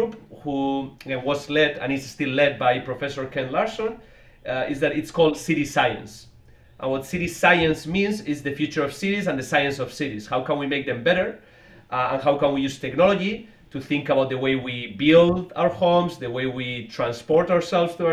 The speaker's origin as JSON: {"language": "English", "region": "Basque Country", "country": "Spain", "also_born_or_lived": "Boston, United States", "moved": "as an adult", "lives_now": "United States", "said": "I'm from the Basque region of Spain originally. I came to the US many years ago, to MIT in Boston"}